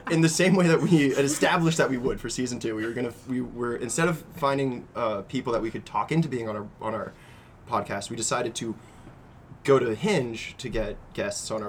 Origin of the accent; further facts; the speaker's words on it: Marin, California, United States; We grew up in Marin together